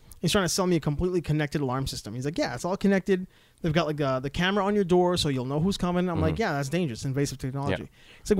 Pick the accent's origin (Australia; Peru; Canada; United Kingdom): Canada; born there; What I'm saying is, I was born in Canada.